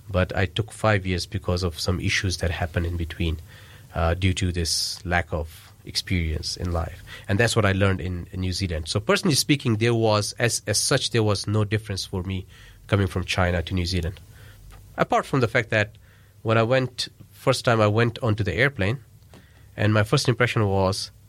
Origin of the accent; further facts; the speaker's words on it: Pakistan; English is a second language; So, yeah, so that's, that's one of the things I felt, but not as a Pakistani. As a Pakistani, they had a lot of respect for us.